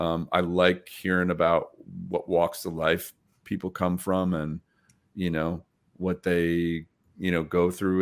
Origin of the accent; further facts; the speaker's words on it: Troy, New York, United States; my hometown